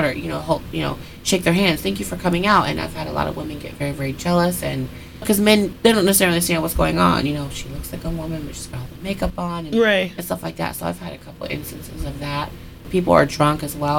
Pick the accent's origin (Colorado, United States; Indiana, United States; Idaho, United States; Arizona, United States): Indiana, United States; Richmond; now in Ohio, United States; I'm from Richmond, Indiana